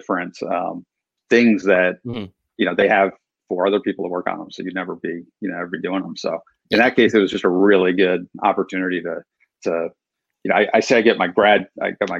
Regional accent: Providence, Rhode Island, United States; my hometown, Providence, Rhode Island

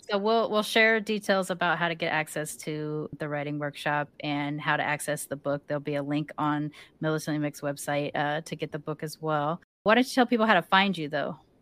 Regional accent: United States; accent: American; They hear my accent, American

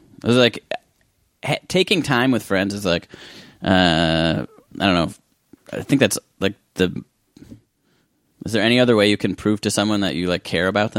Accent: Midwest, United States; I'm from the Midwest.

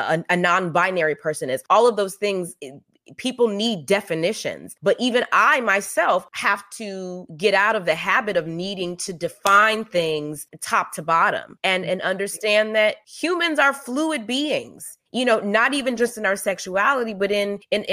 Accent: the South, United States; I grew up in the South

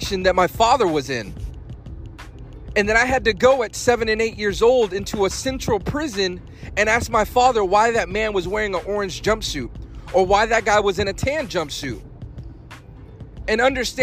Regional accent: Fayetteville, North Carolina, United States; I'm from Fayetteville, North Carolina. That's where I was raised. I went to high school there

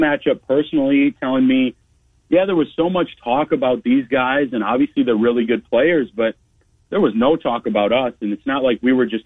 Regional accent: Wisconsin, United States; moved away; I grew up in Wisconsin

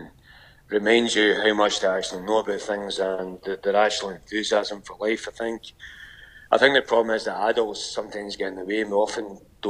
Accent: Scotland, United Kingdom; moved away as an adult; now in Canberra, Australia; as a Scottish person

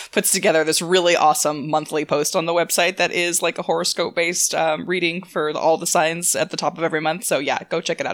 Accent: San Diego, California, United States; I'm from San Diego

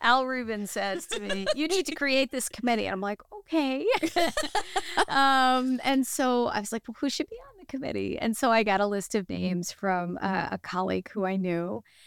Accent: United States; as an American

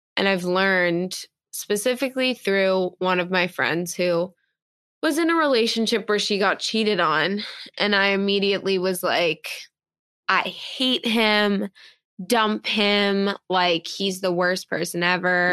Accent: New York City, New York, United States; I was born and raised in New York

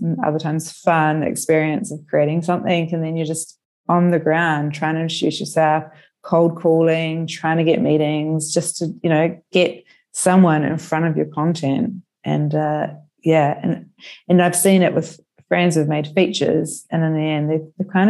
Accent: New Zealand; now in Melbourne, Australia; I'm originally from New Zealand

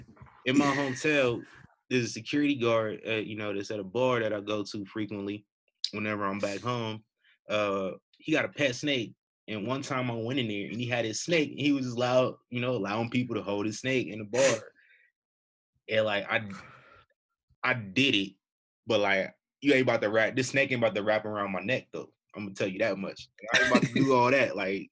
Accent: Omaha, Nebraska, United States; now in Las Vegas, United States; I'm from the Midwest.

